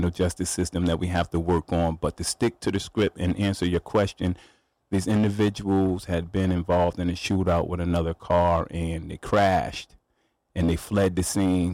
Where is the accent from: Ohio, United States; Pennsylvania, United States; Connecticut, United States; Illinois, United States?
Connecticut, United States; New Haven; I grew up in Quinnipiac, Fairhaven